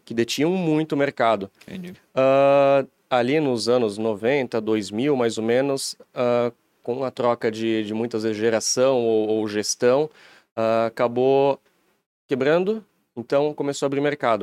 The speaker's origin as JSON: {"language": "Portuguese", "town": "Timbó", "region": "Santa Catarina", "country": "Brazil", "moved": "as an adult", "lives_now": "Blumenau, Brazil", "said": "A gente é de Timbó, empresa é em Blumenau. Estou morando em Blumenau agora, mas viemos de, de Timbó mesmo"}